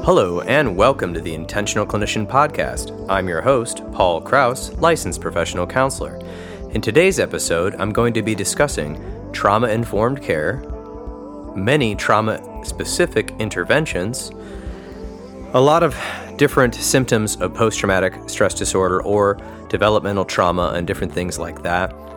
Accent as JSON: {"language": "English", "town": "East Lansing", "region": "Michigan", "country": "United States", "tie": "born or raised there", "also_born_or_lived": "Chicago, Illinois / Phoenix, Arizona", "moved": "as an adult", "lives_now": "Grand Rapids, United States", "said": "I grew up near Michigan State University right down the road"}